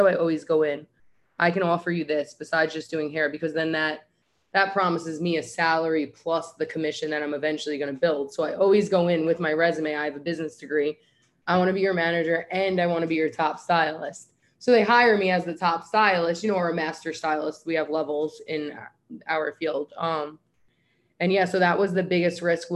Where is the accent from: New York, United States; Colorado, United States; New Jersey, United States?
New York, United States; moved away as an adult; also born or lived in South Florida; I'm from New York. I do hair